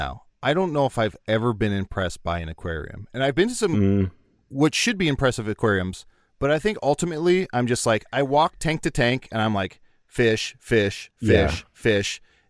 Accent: East of England, United Kingdom; now in New Zealand; I say recently because I became a New Zealand citizen this year, but I'm originally from Cambridgeshire, England.

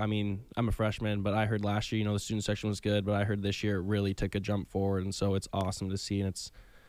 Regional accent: Canada; moved away

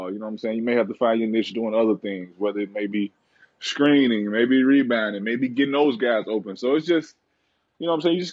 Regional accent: Ontario, Canada; like right right outside of Toronto. I mean, it's like 20 minutes from Toronto.

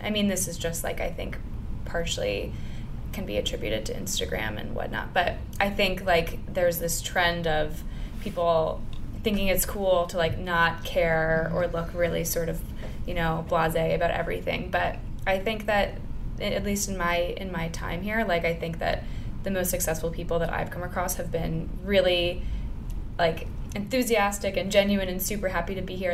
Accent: outside of Chicago, Illinois, United States; moved away as an adult; now in New York, United States; I grew up like outside outside of Chicago. I went to school there. It's very Midwest.

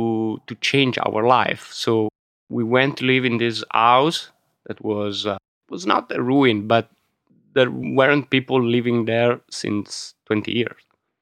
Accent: Milan, Lombardy, Italy; English is a second language; But my father was an engineer, so he left the region in the 60s and 70s. And so we grew up in Milano, me and my brother.

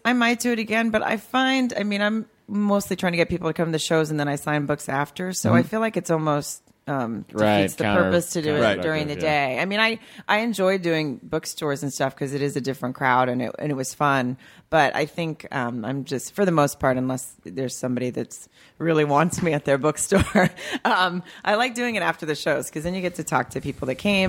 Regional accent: Farmington, Arkansas, United States; born or raised there

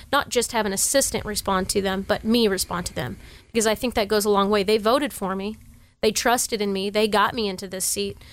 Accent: Sacramento, California, United States; I grew up in Oak Park, Tahoe Park, part of Sacramento.

